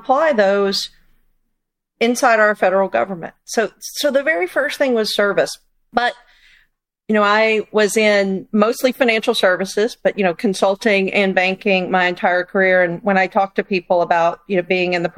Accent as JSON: {"language": "English", "country": "United States", "said": "as an American"}